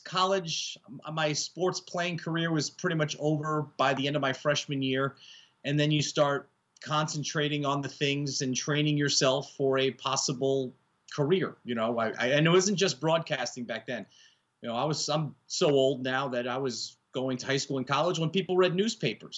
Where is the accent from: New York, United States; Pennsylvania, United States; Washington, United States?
New York, United States; Yonkers; I grew up in Yonkers, New York, just outside of the Bronx